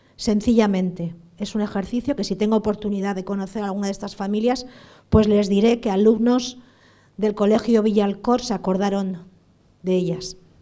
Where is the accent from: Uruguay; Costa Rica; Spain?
Spain; San Sebastián, Basque Country; also born or lived in Bilbao; yo soy de San Sebastián